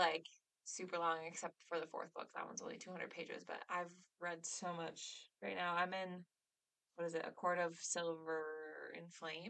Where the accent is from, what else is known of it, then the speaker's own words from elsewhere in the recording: Midwest, United States; I am in my mid-late 20s, and I was born and raised in the Midwest.